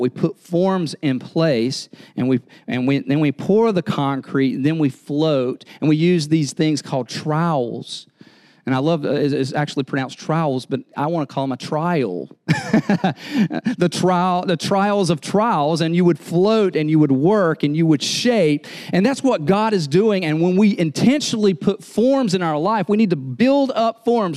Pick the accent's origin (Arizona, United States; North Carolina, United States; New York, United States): North Carolina, United States; moved away; I'm from North Carolina